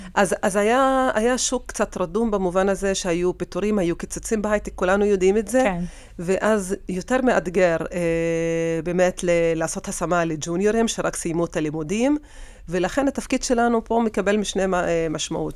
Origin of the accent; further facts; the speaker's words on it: Tira, Central District, Israel; תושבת טירה. האמת שנולדתי בטירה ואני עד, עד עכשיו, אה, גרה בטירה